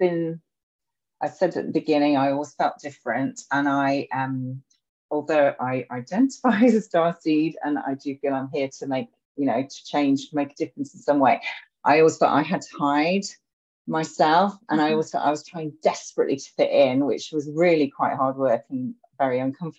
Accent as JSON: {"language": "English", "town": "Edinburgh", "region": "Scotland", "country": "United Kingdom", "tie": "born or raised there", "said": "I was born in Edinburgh, so I've got a really strong connection to the city."}